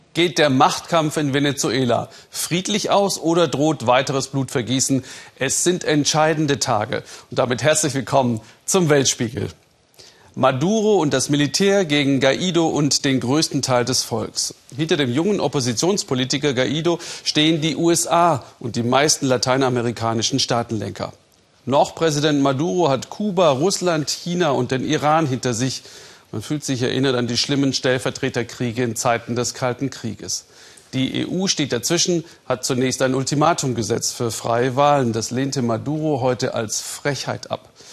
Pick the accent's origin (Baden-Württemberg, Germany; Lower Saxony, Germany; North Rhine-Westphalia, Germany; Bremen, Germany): Baden-Württemberg, Germany; Ländle; ich stamme aus dem Land der Kehrwoche, auch Ländle genannt